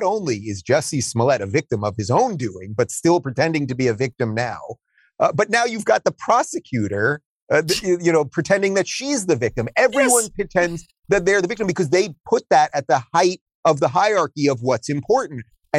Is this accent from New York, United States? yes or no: yes; Long Island, New York, United States; even though I grew up in Long Island, I remember going to visit my grandparents who lived in New York City